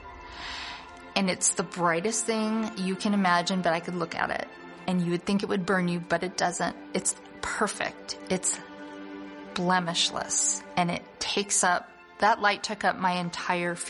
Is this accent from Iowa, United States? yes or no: yes; Council Bluffs, Iowa, United States; I grew up in Counts Bluffs, Iowa, in a Jewish family